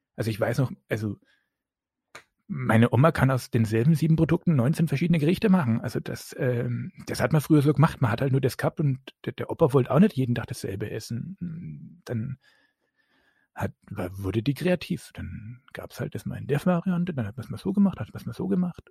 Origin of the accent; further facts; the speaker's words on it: Upper Franconia, Bavaria, Germany; ich bin ein Franke